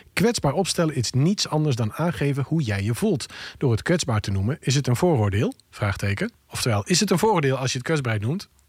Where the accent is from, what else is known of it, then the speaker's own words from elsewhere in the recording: Friesland, Netherlands; ik kom uit Friesland